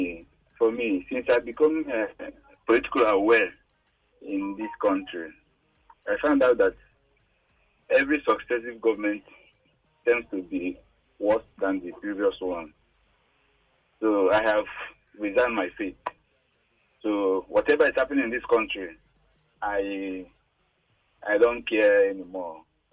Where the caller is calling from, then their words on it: Ejigbo, Lagos, Nigeria; calling from Ejigbo area.